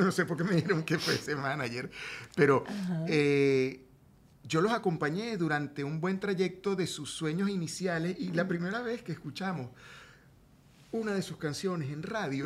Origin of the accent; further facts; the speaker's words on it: Venezuela; moved away as an adult; now in Miami, United States; vino mi familia de Venezuela